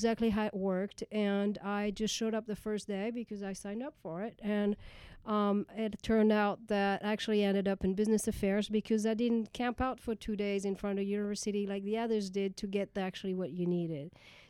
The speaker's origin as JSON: {"language": "English", "region": "Brittany", "country": "France", "tie": "born or raised there", "also_born_or_lived": "Paris, France / Pennsylvania, United States", "second_language": "English", "moved": "as an adult", "lives_now": "Los Angeles, United States", "said": "I was born in France, raised in the not in Paris, raised in a small town in Brittany."}